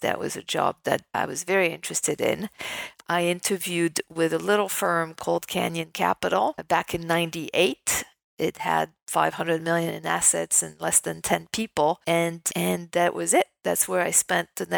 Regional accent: Paris, Île-de-France, France; moved away as an adult; also born or lived in New York; I was born raised in Paris, in France

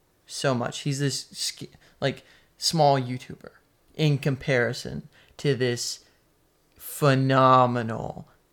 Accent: North Carolina, United States; accent: southern; we're from North Carolina. As East Coast as East Coast can get, probably.

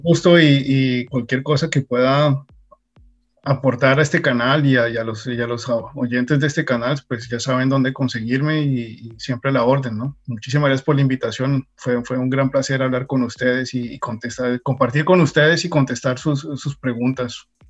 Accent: Colombia; moved away as an adult; now in United States; yo salí de Colombia muy joven, casi que recién graduado, de, la universidad.

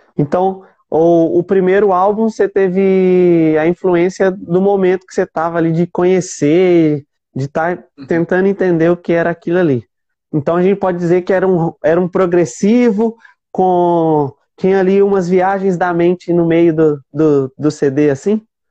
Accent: Minas Gerais, Brazil; eu sou mineiro

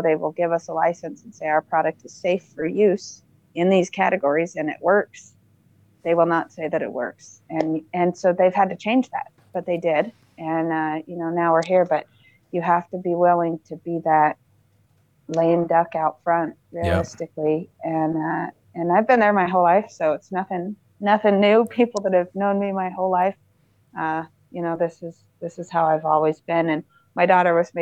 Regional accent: White City, Utah, United States; moved away; I grew up in White City, Utah

